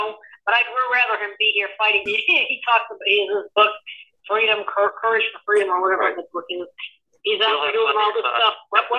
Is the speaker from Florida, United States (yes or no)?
yes; Orange County, Florida, United States; And I was in Orange County for many years. I was born and raised in Orange County.